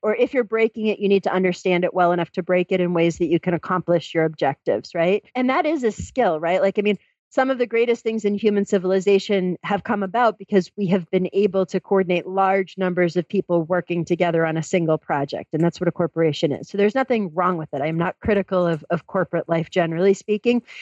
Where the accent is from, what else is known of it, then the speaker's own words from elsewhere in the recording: Massachusetts, United States; moved away as an adult; I grew up in Massachusetts